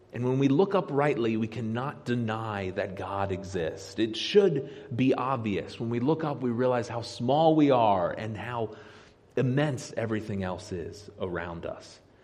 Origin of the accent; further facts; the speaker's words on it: Harrisburg, Pennsylvania, United States; I grew up here in the Harrisburg area